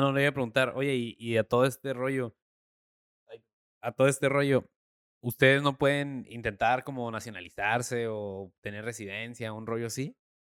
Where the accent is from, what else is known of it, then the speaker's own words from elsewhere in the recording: Mexico; yo como mexicano